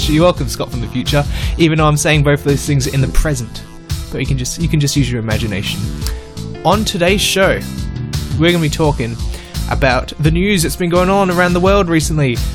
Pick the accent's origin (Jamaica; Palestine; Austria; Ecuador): Austria; Yep, I'm from Austria.